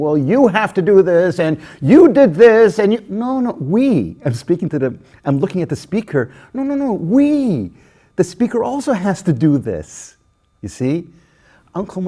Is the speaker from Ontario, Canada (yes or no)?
yes; Toronto, Ontario, Canada; I grew up in Toronto